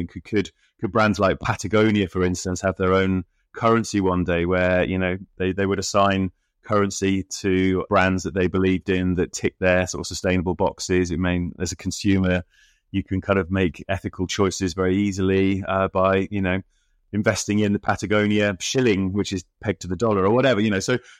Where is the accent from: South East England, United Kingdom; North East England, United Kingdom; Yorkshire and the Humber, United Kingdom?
North East England, United Kingdom; Middlesbrough; growing up in Middlesbrough and expecting to go off on this completely different route and journalism.